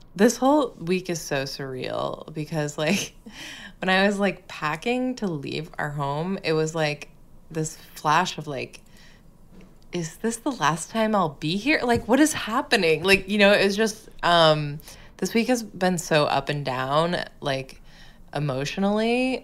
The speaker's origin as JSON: {"language": "English", "region": "Massachusetts", "country": "United States", "tie": "born or raised there", "moved": "yes", "said": "my home state"}